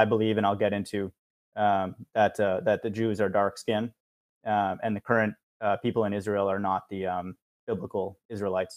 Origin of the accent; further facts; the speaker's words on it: India; now in United States; I was born in India